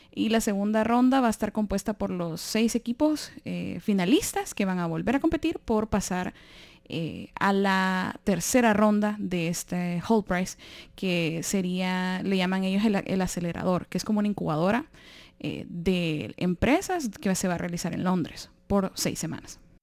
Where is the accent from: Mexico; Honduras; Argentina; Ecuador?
Honduras; moved away; de Honduras